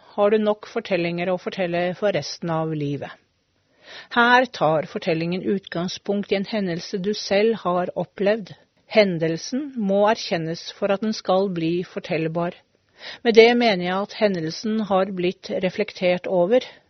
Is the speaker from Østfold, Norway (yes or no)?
yes; Hvaler, Østfold, Norway; jeg er jo fra Hvaler, en øy, eller en øy på Hvaler. En øy som heter Asmaløy.